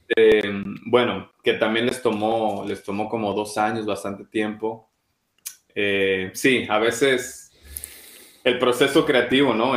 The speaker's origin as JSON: {"language": "Spanish", "country": "Mexico", "moved": "as an adult", "lives_now": "London, United Kingdom", "said": "siendo mexicano"}